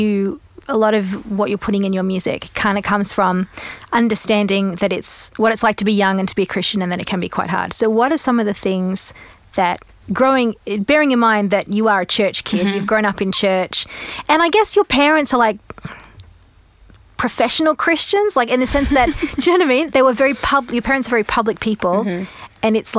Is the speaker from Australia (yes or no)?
yes; Australia; also born or lived in Europe; So I'm Australian originally, but grew up in Europe.